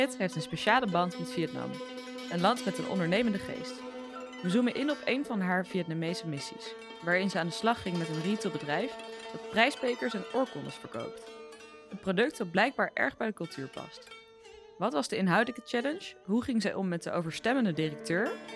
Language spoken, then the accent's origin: Dutch; The Hague, South Holland, Netherlands; Ik kom uit Den Haag